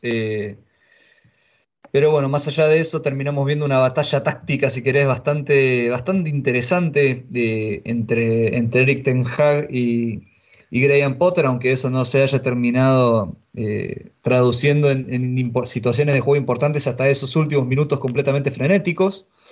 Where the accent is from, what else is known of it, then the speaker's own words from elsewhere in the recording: Argentina; soy argentino